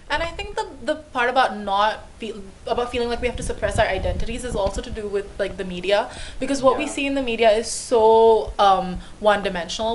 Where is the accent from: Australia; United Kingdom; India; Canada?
India; now in Hong Kong; I was born in India and then I moved to Hong Kong